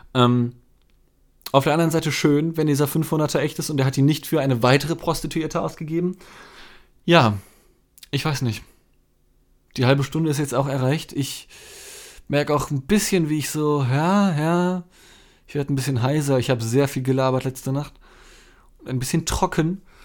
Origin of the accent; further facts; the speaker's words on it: Germany; mein Vater ist Brite, aber ich bin in Deutschland geboren, also ich bin Deutscher